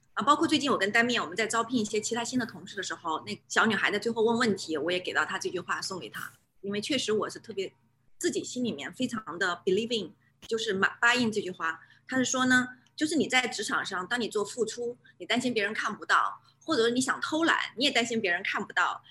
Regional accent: China; moved away as an adult; now in New Zealand; 我纯正地来自中国，我是从小在中国大陆出生 做到教育长大

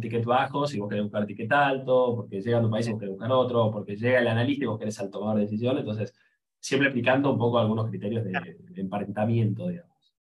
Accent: Argentina; nosotros somos de Argentina, y lamentablemente sonamos feo afuera

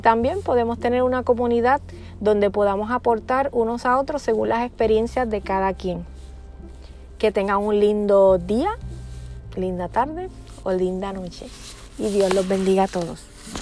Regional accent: Puerto Rico; yo soy de Puerto Rico

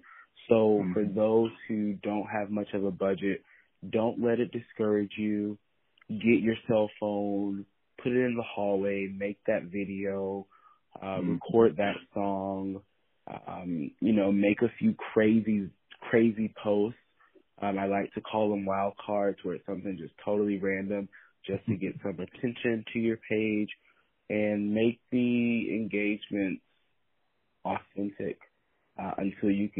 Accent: East Coast, United States; also born or lived in Atlanta; now in Los Angeles, United States; I'm from the East Coast

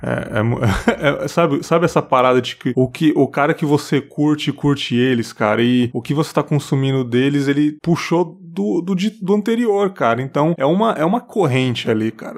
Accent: São Paulo, Brazil; moved away as an adult; now in Espírito Santo, Brazil; eu nasci ali, eu nasci no, Tatuapé, no hospital é. Tatuapé, é. que tava já é desativado, Cristo Rei ali. E eu fui criado até os sete anos em São Miguel Paulista

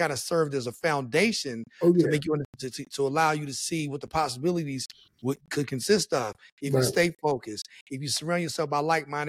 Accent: West Virginia, United States; but there were all kinds of things that even growing up in West Virginia that I was around.

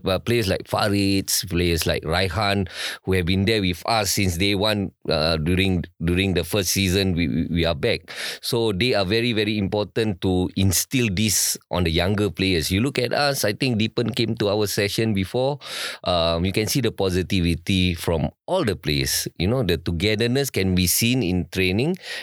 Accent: Singapore; So when we grew up, I grew up in Circuit Road, which is in MacPherson.

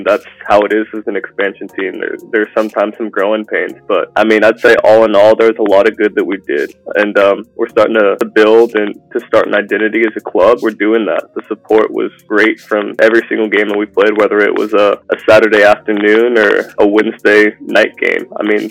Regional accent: Round Rock, Texas, United States; also born or lived in Germany; I'm from Round Rock, born and raised

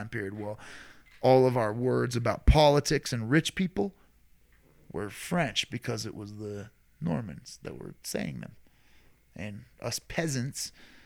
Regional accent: Ireland; us being Irish

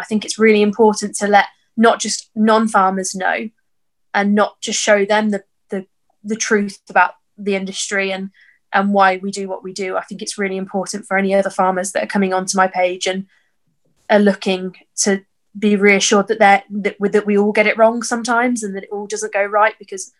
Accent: Birmingham, West Midlands, United Kingdom; I'm from Birmingham.

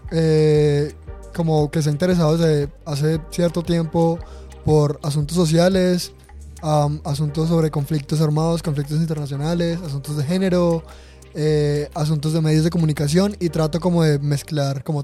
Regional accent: Caribbean Region, Colombia; also born or lived in Bogotá / Medellín; Soy una persona que es costeña, aunque mi acento no me delata de entrada.

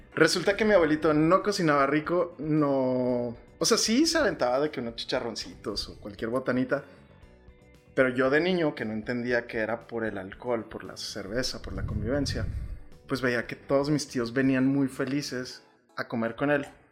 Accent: Chihuahua, Mexico; moved away as an adult; also born or lived in Monterrey / Mexico City / Tulum; nací aquí en Chihuahua y mi amor por la gastronomía empezó en el seno familiar. Eh, yo vivía con mis abuelitos

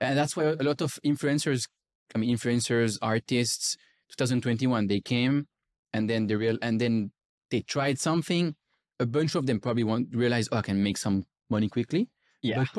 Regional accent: Switzerland; I remember being skiing in Switzerland with my parents because I'm from Switzerland.

